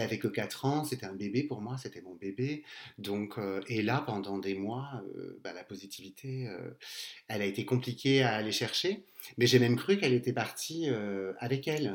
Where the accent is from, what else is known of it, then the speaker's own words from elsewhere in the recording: Castres, Occitania, France; je viens du sud, de Castres, et bah, j'ai bientôt 43 ans